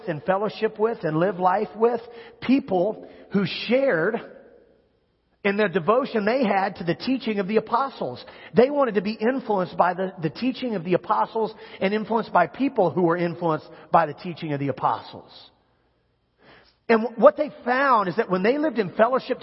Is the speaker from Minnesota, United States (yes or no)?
no; Kansas, United States; moved away; I grew up in Kansas